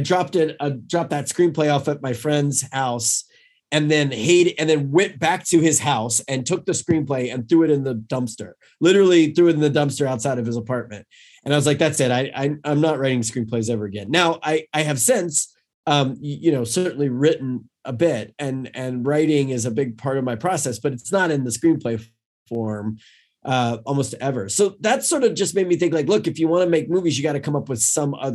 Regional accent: North Carolina, United States; I was from North Carolina

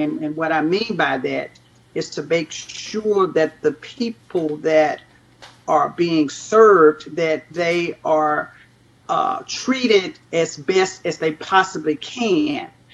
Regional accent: Nashville, Tennessee, United States; I grew up in Nashville, Tennessee

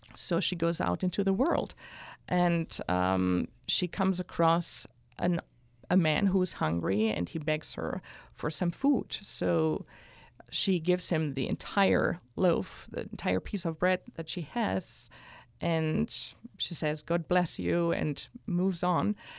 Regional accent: Hanau, Hesse, Germany; moved away; also born or lived in Newcastle upon Tyne; growing up in Hanau and the area

